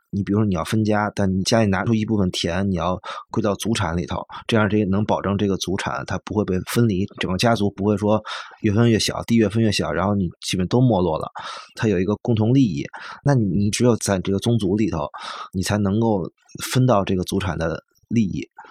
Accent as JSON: {"language": "Chinese", "region": "Beijing", "country": "China", "tie": "born or raised there", "moved": "as an adult", "said": "我自己的户口在东城嗯。我的学校都在东城。然后我家在朝阳，反正就这两个地儿嘛。然后我自己亲戚家，除了我爸那边儿就亲戚在丰台"}